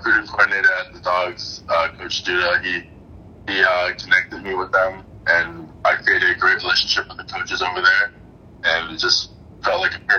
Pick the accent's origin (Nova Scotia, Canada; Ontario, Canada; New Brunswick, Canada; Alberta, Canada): Nova Scotia, Canada; Halifax; He's from the Dominican Republic, and once he moved to Canada, I was kind of born into the game.